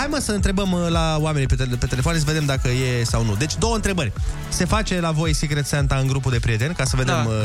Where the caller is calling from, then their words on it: Timișoara, Timiș County, Romania; sunt din Timișoara.